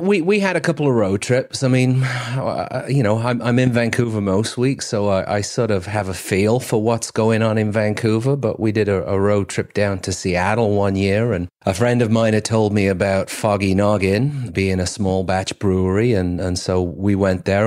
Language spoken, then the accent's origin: English; Cheshire, North West England, United Kingdom; accent: English; now in Mayne Island, Canada; I'm originally from Cheshire, uh, just, uh, about thirty miles south of, of Manchester.